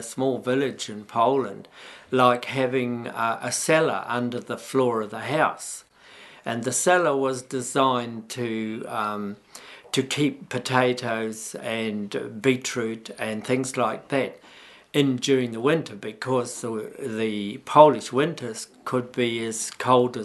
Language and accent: English; Waitara, Taranaki, New Zealand; I was born in Waitara in 1941, so I'm 76.